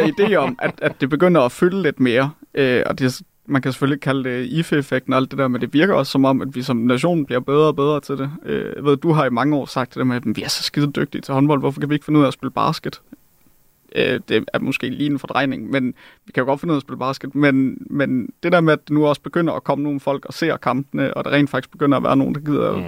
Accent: Jutland, Denmark; Jeg er jyde.

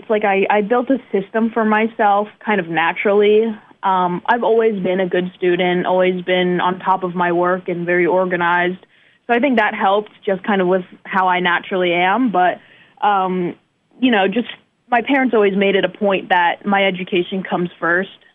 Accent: northeast of the United States, United States; moved away as an adult; also born or lived in China / Texas / New Jersey / New York; now in Fort Wayne, United States; I was raised in the northeast of the United States

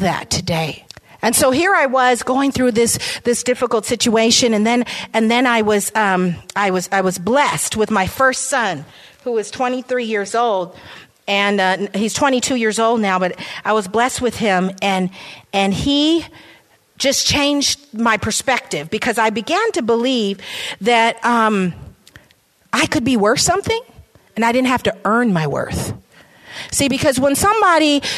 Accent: San Francisco, California, United States; I was raised in San Francisco. I came here with my mom at the age of 2

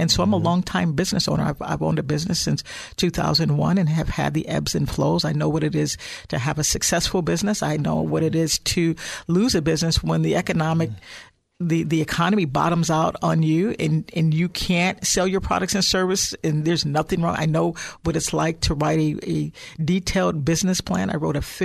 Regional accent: Chicago, Illinois, United States; now in Silicon Valley, United States; I'm actually originally from Illinois, Chicagoland area

